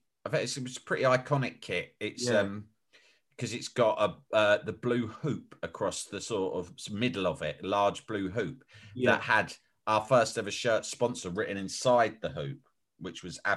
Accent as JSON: {"language": "English", "region": "London", "country": "United Kingdom", "tie": "born or raised there", "said": "we grew up on the estate that Griffin Park, Brentford's ground, is pretty much on, right? So it's pretty much attached to the estate. So we couldn't have been more local to Brentford."}